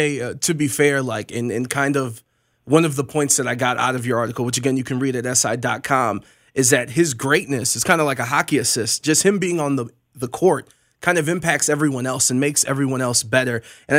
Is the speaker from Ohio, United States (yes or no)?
yes; Cleveland, Ohio, United States; I'm born and raised in Cleveland